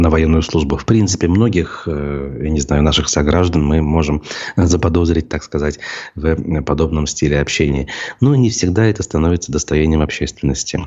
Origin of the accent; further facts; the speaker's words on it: Bashkortostan, Russia; нашей республики